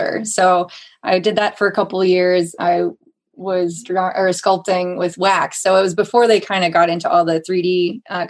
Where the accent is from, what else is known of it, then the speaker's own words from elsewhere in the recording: New Boston, New Hampshire, United States; in New Boston, my hometown, which is a town over from Francistown